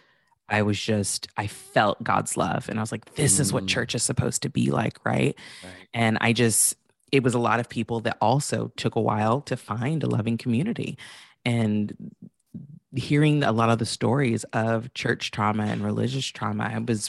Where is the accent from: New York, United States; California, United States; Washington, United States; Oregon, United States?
California, United States; Santa Barbara; I grew up in Santa Barbara, which is predominantly a white city.